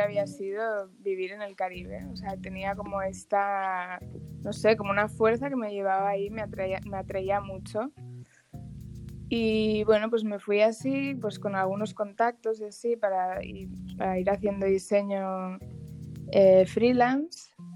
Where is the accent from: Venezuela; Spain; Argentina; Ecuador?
Spain; Barcelona, Catalonia; moved away as an adult; now in Dominican Republic; yo soy de Barcelona